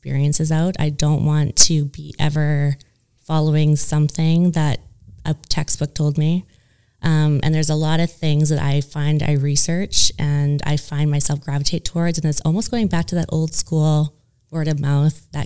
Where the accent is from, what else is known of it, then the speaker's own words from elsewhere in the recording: Estevan, Saskatchewan, Canada; now in Calgary, Canada; I'm from Estevan, Saskatchewan, so it's in the middle of the country, southeast border of the province. And then I moved to Calgary, Alberta